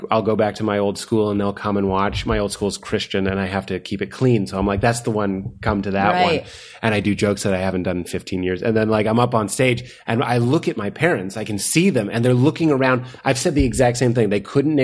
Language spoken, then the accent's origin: English; Lexington, Massachusetts, United States; I'm from Lexington